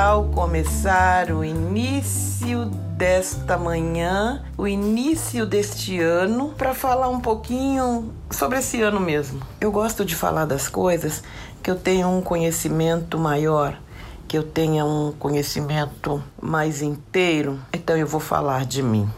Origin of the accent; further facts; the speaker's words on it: São Paulo, Brazil; no meu bairro Jardim Ataliba Leonel, aonde eu fui criada